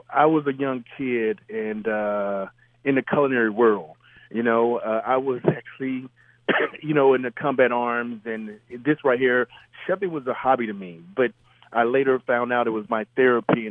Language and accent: English; Mississippi, United States; moved away; growing up in Mississippi